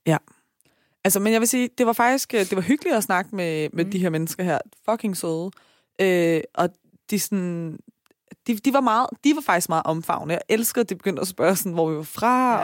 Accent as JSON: {"language": "Danish", "town": "Taastrup", "region": "Capital Region of Denmark", "country": "Denmark", "said": "jeg er fra Tostrup"}